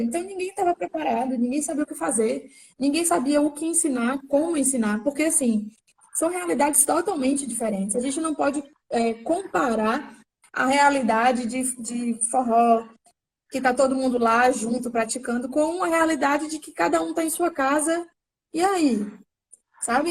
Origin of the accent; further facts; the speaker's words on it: Salvador, Bahia, Brazil; also born or lived in Santo Amaro, Bahia; Eu sou aqui de Salvador. É... Morei aqui por muito tempo, mas já morei no interior também, interior chamado Santo Amaro, aqui pertinho também. É... já, enfim, já morei em alguns interiores durante a minha infância e adolescência